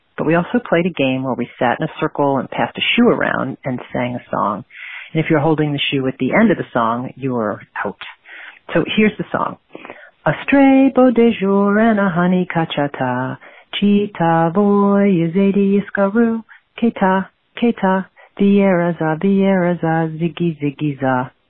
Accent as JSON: {"language": "English", "town": "Brooklyn", "region": "New York", "country": "United States", "tie": "born or raised there", "lives_now": "Rochester, United States", "said": "from Rochester, New York. I grew up in Brooklyn"}